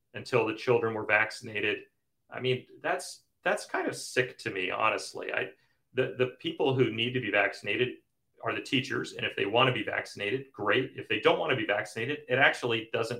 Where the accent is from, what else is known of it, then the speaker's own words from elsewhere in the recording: Kansas City, United States; I grew up in Kansas City